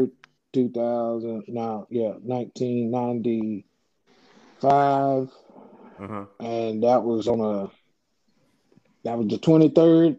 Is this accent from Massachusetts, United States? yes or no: no; 30 minutes outside Tampa, Florida, United States; Tampa was close to home for me, you know, 30 minutes outside of my hometown